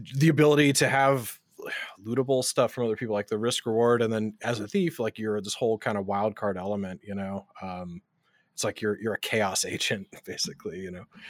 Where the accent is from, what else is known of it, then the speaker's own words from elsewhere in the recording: West Coast, United States; moved away; also born or lived in North Carolina; I'm originally from the West Coast, but I was living in North Carolina